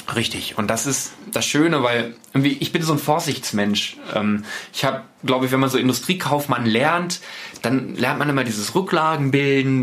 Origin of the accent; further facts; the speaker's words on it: Osterode am Harz, Lower Saxony, Germany; also born or lived in Celle; die Fuba hier in Osterode in Gittelde, großer Leiterplattenhersteller